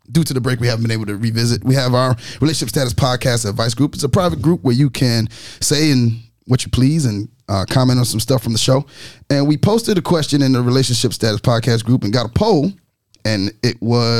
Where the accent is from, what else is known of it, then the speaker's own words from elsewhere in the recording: New York, United States; I'm from New York